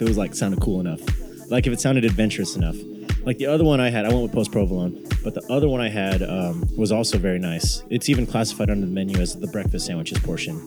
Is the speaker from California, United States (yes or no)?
yes; Sacramento, California, United States; my hometown of Sacramento